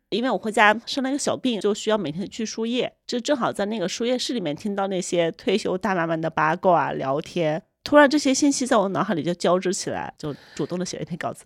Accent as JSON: {"language": "Chinese", "region": "Hunan", "country": "China", "tie": "born or raised there", "moved": "as an adult", "lives_now": "Beijing, China", "said": "我老家是一个湖南的十八线小县城，其实是前几年刚刚摘掉了国家级贫困线的帽子，但它有一个背景在于它有一百五十万人口，就属于一个规模很大的县城"}